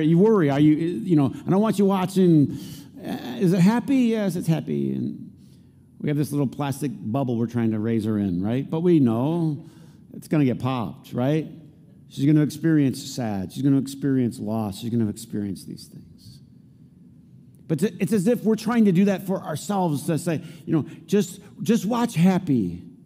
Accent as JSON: {"language": "English", "town": "Flint", "region": "Michigan", "country": "United States", "tie": "born or raised there", "said": "growing up in Flint"}